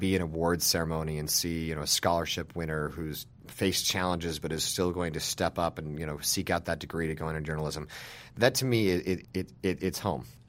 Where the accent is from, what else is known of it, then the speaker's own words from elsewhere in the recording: Salina, Utah, United States; now in Washington, United States; I started working for my hometown newspaper when I was, like, twelve or thirteen years old. I'm from a small town in Utah